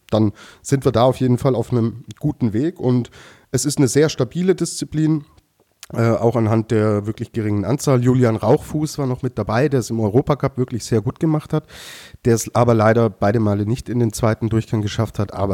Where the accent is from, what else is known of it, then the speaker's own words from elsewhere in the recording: Austria; dann würde mich das als Österreicher beruhigen, Lukas.